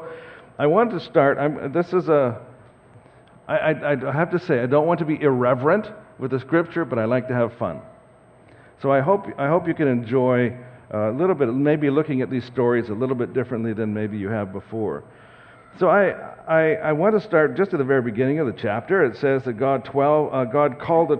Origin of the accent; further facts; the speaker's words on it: Saskatoon, Saskatchewan, Canada; now in Langley, Canada; So my wife and I grew up in Saskatoon, and we have prairie roots